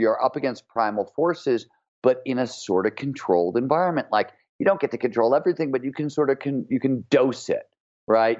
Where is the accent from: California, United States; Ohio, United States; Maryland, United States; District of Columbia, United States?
Ohio, United States; Cleveland; growing up in Cleveland, Ohio